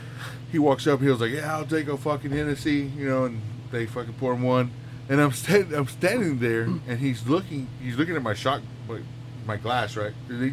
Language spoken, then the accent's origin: English; West Texas, United States; I was like, well, I'm from here from Texas. I was like, I'm from West Texas. You know, I grew up fucking cutting cotton and farming.